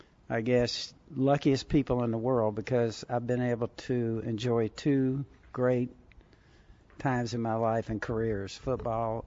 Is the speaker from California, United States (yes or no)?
yes; Southern California, United States; I had hot rods and stuff when I was a teenager growing up in Southern California